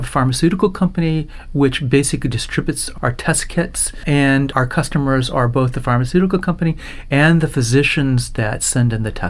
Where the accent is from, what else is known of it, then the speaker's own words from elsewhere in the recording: Orlando, Florida, United States; So I was born in Orlando. I'm a Florida boy. My father was in the Air Force. We moved around every 3 years, pretty much all through high school from that standpoint.